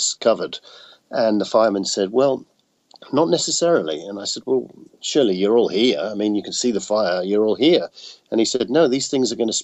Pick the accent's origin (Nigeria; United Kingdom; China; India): United Kingdom; now in Austin, United States; I'm definitely the Brit in Austin